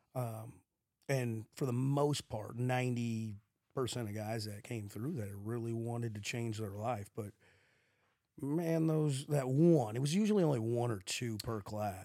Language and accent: English; St. Louis, Missouri, United States; we weren't growing up in West County with money.